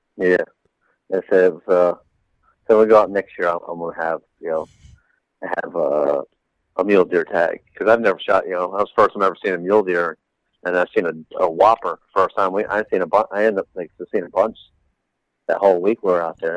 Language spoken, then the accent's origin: English; East Coast, United States; we're here from the East Coast. We're from flat ground